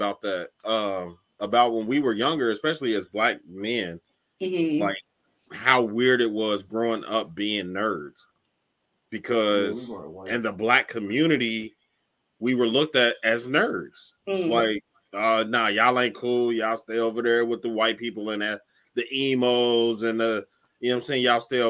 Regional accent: Cincinnati, Ohio, United States; I'm from Cincinnati

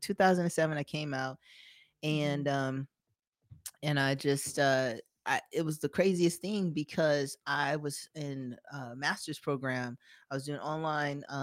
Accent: Las Vegas, Nevada, United States; I'm born and raised in Vegas, so I'm native. I'm homegrown.

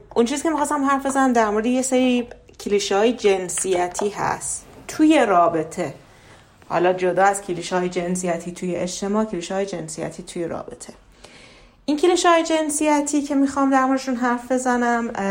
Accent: Iran; توی فرهنگ ایرانی بزرگ شدم

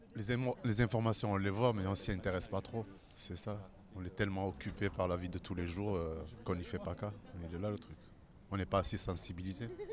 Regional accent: Beaucaire, Occitania, France; je viens du Gard, un petit village

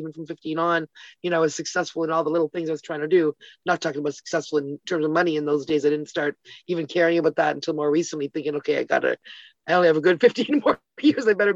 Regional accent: Toronto, Ontario, Canada; also born or lived in Ottawa, Canada; now in Hamilton, Canada; I lived there till I was 10 and then moved with my family to Toronto.

